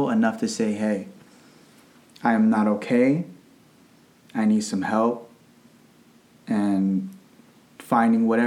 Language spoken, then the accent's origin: English; Arlington, Virginia, United States; I'm 26 years old. I was born in Arlington, Virginia.